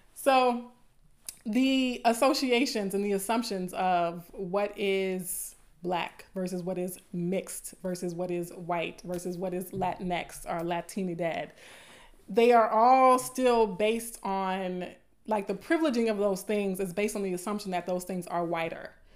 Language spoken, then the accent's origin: English; the South, Southern United States, United States; accent: southern; my southern accent is coming out a little bit